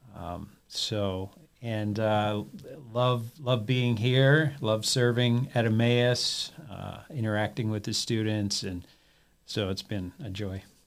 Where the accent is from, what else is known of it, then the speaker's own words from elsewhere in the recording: Peterborough, Ontario, Canada; moved away as an adult; Grew up in Canada and, uh, attended a, a one-year Bible college, there in my hometown of Peterborough, Ontario